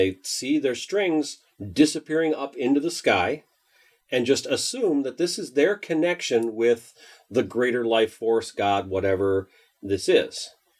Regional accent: Minnesota, United States

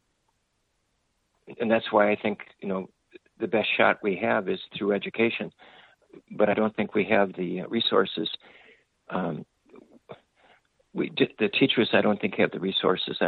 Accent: Detroit, Michigan, United States; my local community, the community in which I grew up.

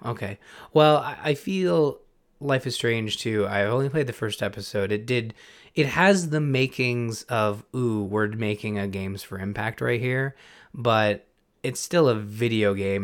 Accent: Canada; we're also Canadian

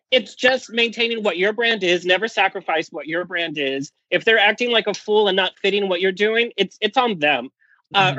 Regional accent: Orange County, California, United States; born and raised in Orange County.

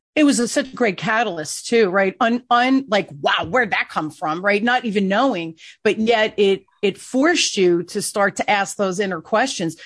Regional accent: Newark, New Jersey, United States; I grew up in Newark, eh, here in New Jersey

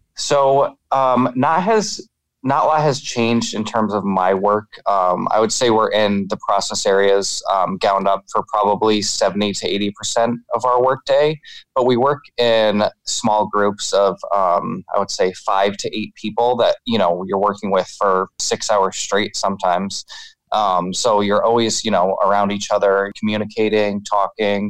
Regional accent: New York, United States; we're both from New York

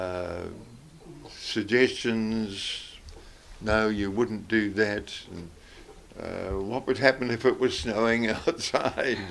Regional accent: Whanganui, Manawatū-Whanganui, New Zealand; I was born in Whanganui

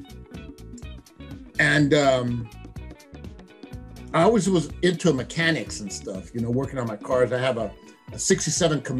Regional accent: San Francisco, California, United States; also born or lived in San Jose, California; I'm originally from San Francisco, California. I went to Mission High School back in the day

